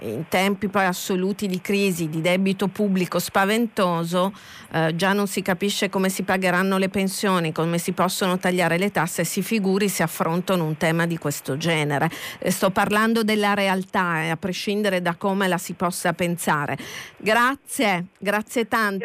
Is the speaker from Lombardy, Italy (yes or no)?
no; Catania, Sicily, Italy; lo dico da catanese